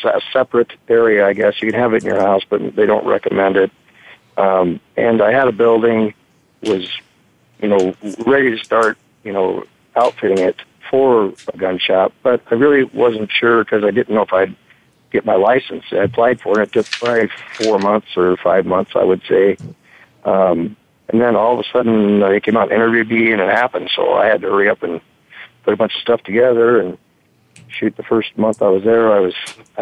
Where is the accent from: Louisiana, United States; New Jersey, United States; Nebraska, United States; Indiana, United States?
Nebraska, United States; Omaha; Omaha, but had a lot of rural ties